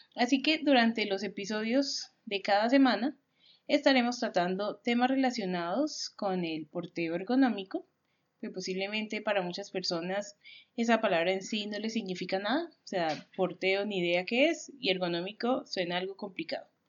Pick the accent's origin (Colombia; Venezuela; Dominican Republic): Colombia; nosotros somos una familia colombiana